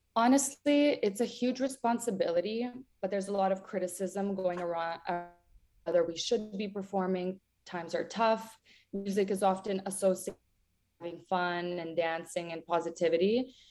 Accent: a village near Ternopil, Ternopil Oblast, Ukraine; moved away; also born or lived in Toronto; Growing up in Ukraine was absolutely amazing. I grew up in a village 24 kilometers away from Ternopil

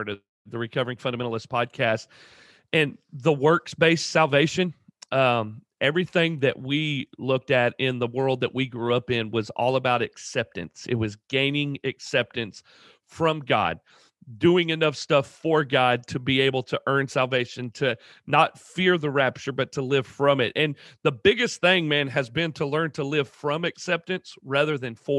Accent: Ringgold, Georgia, United States; also born or lived in Salt Lake City, Utah; now in Statesboro, United States; We're originally from North Georgia in Ringgold

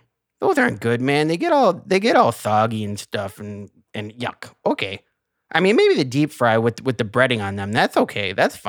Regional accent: Canada; And that's one of my favorites because I'm French Canadian. I love poutine, man.

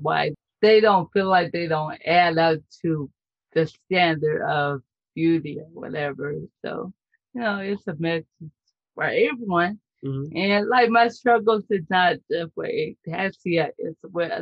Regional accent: California, United States; I'm from Sunny, California

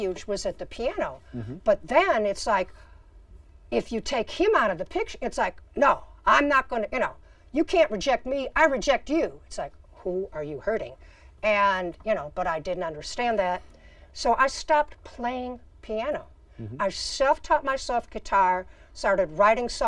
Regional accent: Chicago, Illinois, United States; I grew up in Chicago.

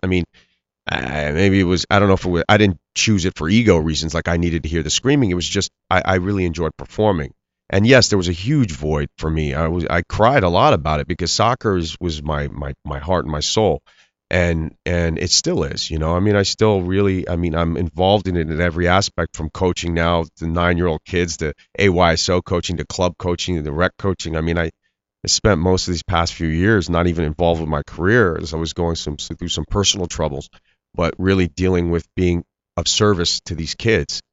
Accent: Bethlehem, Pennsylvania, United States; also born or lived in Tehran, Iran / New York; I lived in Bethlehem and I was, and I went to school there as a, as a young kid

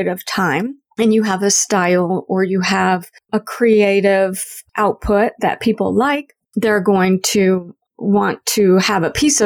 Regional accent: the South, United States; born or raised there; moved away as an adult; now in Canada

